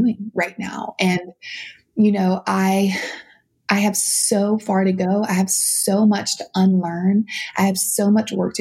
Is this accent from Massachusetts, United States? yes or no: no; South Louisiana, United States; I grew up in South Louisiana, my dances mm-hmm. were segregated